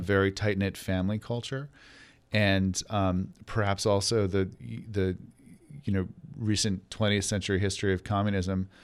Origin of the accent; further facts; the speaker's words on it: New York, United States; I grew up in New York